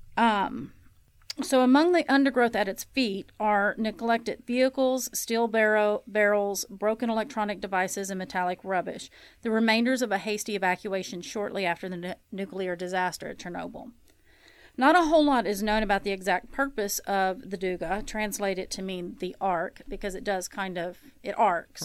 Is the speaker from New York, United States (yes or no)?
no; Kentucky, United States; moved away; my home state of Kentucky